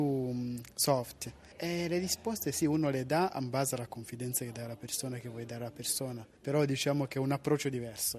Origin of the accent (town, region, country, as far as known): Rwanda; Italian is a second language; now in Italy